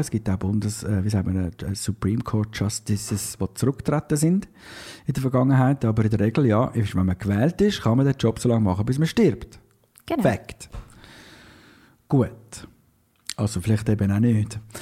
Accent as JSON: {"language": "German", "country": "Switzerland", "accent": "Swiss German", "said": "wir dann zwischendurch wirklich wieder mal Schweizerdeutsch reden"}